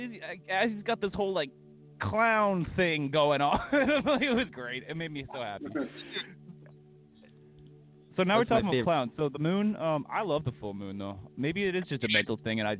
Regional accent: Alberta, Canada; I'm from Alberta

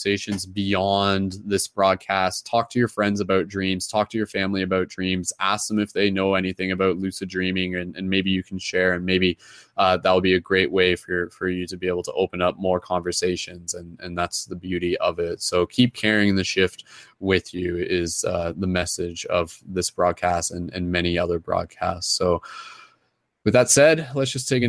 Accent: Canada; accent: Canadian; my Canadian accent

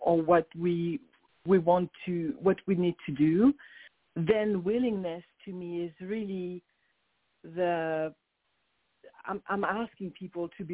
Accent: Paris, Île-de-France, France; accent: French; English is a second language; moved away as an adult; now in Phoenix, United States; I came from Paris, France, directly to Phoenix, Arizona, 26 years ago

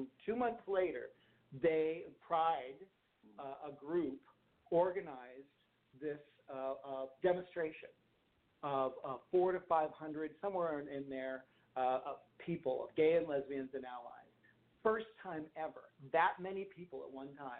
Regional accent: Los Angeles, California, United States; growing up in Hollywood

